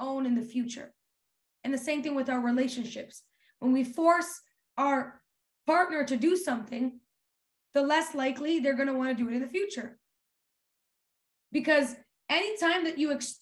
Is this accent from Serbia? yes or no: yes; Serbia; now in Canada; We grew up in Serbia. We didn't grow up in Canada. When we moved to Canada